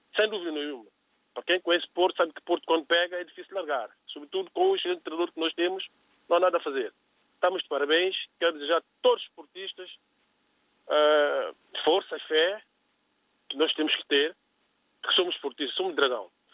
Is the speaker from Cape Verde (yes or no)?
yes; Cape Verde; eu sou cabo-verdiano, né? entre aspas, né? Sou cabo-verdiano